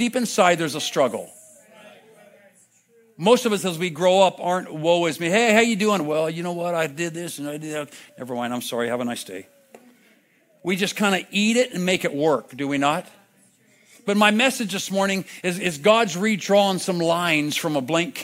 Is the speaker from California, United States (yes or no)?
yes; Vista, California, United States; grew up in Vista just down the road